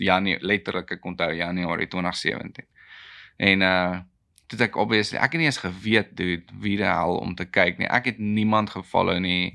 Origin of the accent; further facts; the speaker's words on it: South Africa; ek is 'n boer, ek is 'n Suid-Afrikaner, ek is 'n Afrikaner